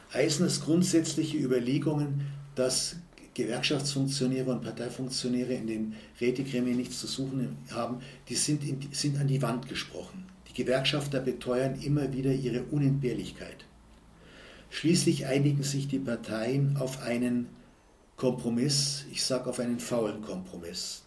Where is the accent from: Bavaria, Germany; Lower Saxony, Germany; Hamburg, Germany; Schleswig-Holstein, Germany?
Bavaria, Germany; Munich; bei uns in München